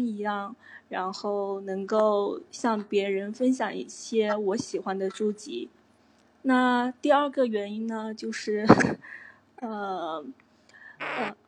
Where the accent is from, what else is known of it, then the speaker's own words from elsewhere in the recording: Xiamen, Fujian, China; 我来自福建厦门